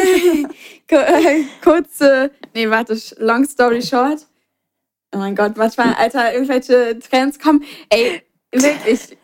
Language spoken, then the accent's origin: German; Berlin, Germany; bei uns in Berlin